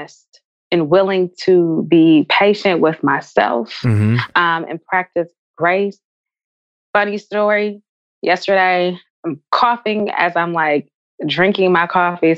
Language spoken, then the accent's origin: English; San Francisco, California, United States; I grew up in San Francisco.